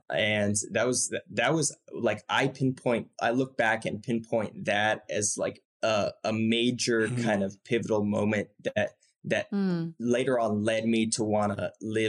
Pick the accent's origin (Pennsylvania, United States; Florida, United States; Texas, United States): Florida, United States; St. Petersburg; moved away as an adult; also born or lived in Harbin, China / Chengdu, China; now in Ningbo, China; I'm from St. Petersburg, Florida. It's actually a few years ago when I lived there, it's been a while since I've lived there